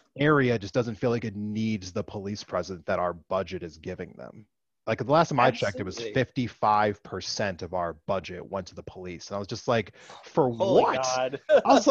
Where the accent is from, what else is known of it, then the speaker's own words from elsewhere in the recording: near Philadelphia, Pennsylvania, United States; also born or lived in Great Falls, Montana / Missoula, Montana; now in Montana, United States; where I grew up at next to Philadelphia, like that is a crime like infested like area where I grew up at in Pennsylvania